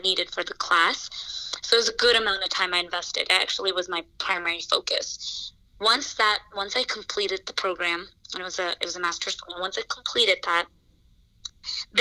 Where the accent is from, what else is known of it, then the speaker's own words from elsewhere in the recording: New Jersey, United States; moved away as an adult; now in New York City, United States; I am from New Jersey. I moved to New York City